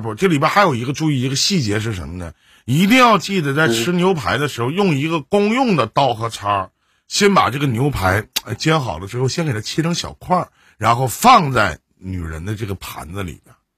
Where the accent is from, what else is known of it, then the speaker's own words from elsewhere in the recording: China; 我们中国人很少有吃西餐的习惯的